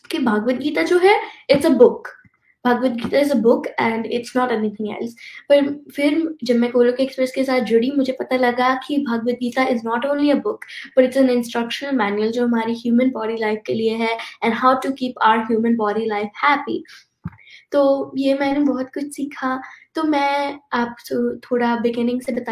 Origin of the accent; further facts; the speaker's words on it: Texas, United States; Hindi is a second language; I am 11 years old और मैं Texas USA से हूँ